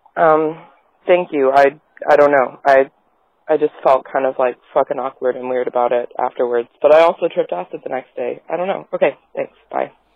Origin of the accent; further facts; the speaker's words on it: Atlanta, Georgia, United States; now in Stone Mountain, United States; I grew up in Atlanta